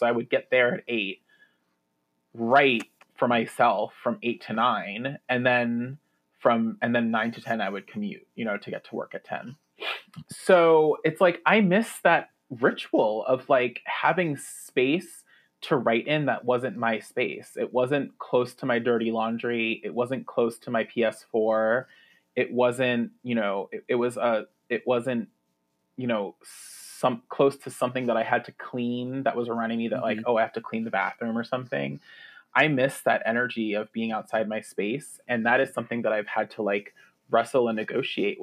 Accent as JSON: {"language": "English", "region": "New York", "country": "United States", "tie": "born or raised there", "also_born_or_lived": "New Jersey", "moved": "yes", "said": "I am a New Yorker. Like my family is from the Lower East Side and I was born in Manhattan and lived in Brooklyn when I was young. And then even when we moved to Jersey, we were like, I could see New York from my house, Jersey"}